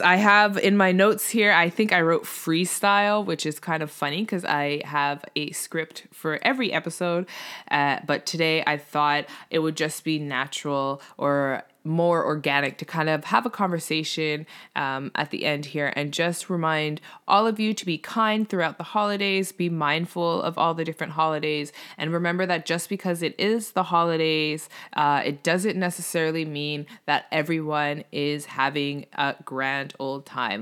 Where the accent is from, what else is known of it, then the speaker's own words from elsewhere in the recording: Canada; Obviously, I'm Canadian.